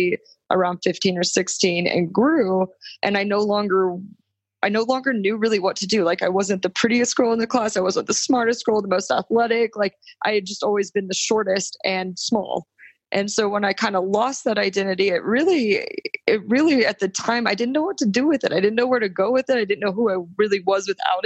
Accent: Texas, United States; moved away as an adult; also born or lived in New York; I'm from Texas and I was back home with my parents

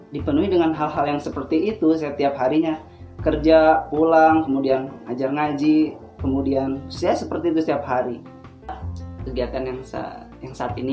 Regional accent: Lampung, Indonesia; now in Baleendah, Indonesia; kalau asli saya tinggal uh, asli dari Lampung.

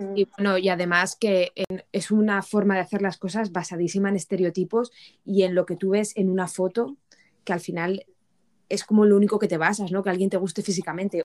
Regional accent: Spain; moved away as an adult; now in United Kingdom; como buena española que soy

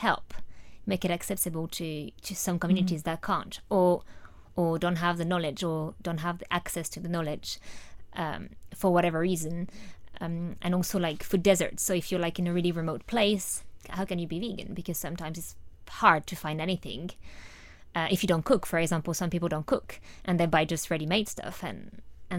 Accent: France; moved away; I'm from France

